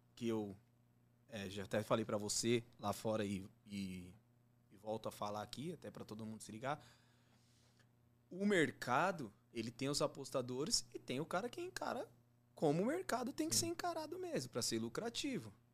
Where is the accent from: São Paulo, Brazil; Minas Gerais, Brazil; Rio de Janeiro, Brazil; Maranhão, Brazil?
São Paulo, Brazil; Diadema; moved away as an adult; now in Jandira, Brazil; eu moro em Jandira, eu era de Diadema. Eu hum. nasci, fui criado em Diadema